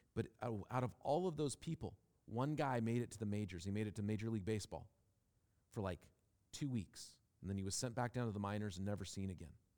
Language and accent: English; Seattle, Washington, United States; growing up in Seattle, where and when I did